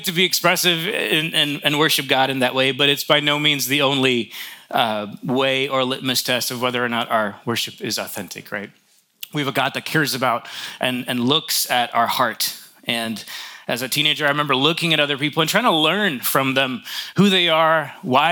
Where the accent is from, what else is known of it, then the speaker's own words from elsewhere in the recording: New York, United States; I grew up in New York